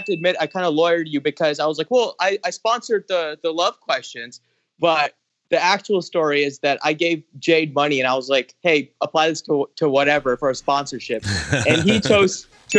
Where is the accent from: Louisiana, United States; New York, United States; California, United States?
California, United States; Southern; also born or lived in Granada Hills; born and raised in Southern California.